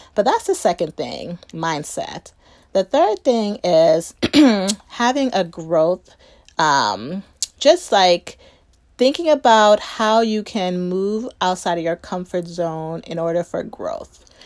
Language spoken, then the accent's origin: English; Chicago, Illinois, United States; grew up in the suburbs of Chicago